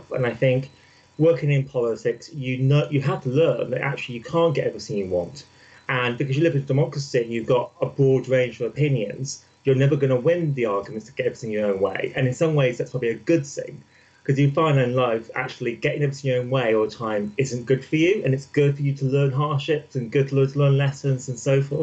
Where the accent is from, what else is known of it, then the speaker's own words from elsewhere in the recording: Midlands, United Kingdom; I'm not from London, I'm actually from the Midlands